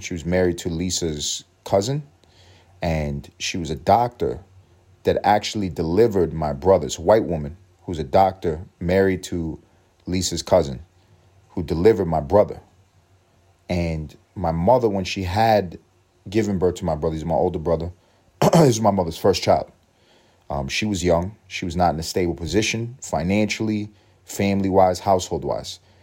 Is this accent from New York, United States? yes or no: yes; New York City, New York, United States; moved away; when I was coming up in East Harlem